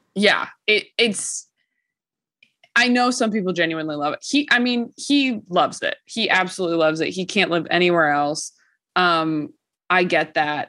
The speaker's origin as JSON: {"language": "English", "region": "California", "country": "United States", "said": "I'm from California"}